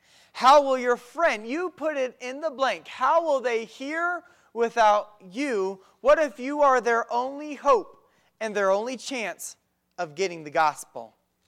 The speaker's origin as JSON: {"language": "English", "country": "Mexico", "tie": "born or raised there", "said": "No, I grew up in Mexico doing some karate for a couple years and martial arts"}